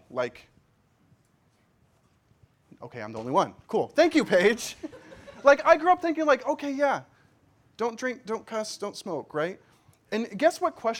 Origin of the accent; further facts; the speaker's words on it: Kansas, United States; as a young, God-fearing boy growing up in Kansas